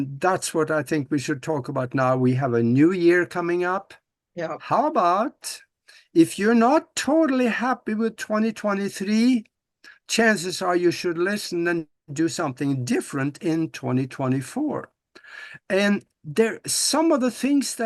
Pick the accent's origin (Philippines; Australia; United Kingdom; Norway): Norway; moved away as an adult; now in United States; I was born and raised back in Norway on a farm back there, and I was going to be a farmer.